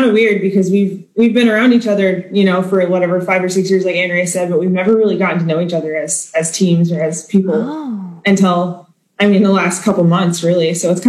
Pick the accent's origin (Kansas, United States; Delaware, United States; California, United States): Kansas, United States; also born or lived in Iowa; now in Tennessee, United States; I am originally from Kansas, but lived in Iowa for 5 years before being here.